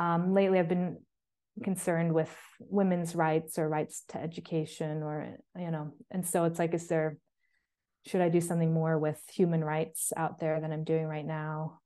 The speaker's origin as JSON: {"language": "English", "country": "United States", "also_born_or_lived": "New York City, United States", "moved": "as an adult", "lives_now": "Bergen, Norway", "said": "I came to that as an American and a white woman"}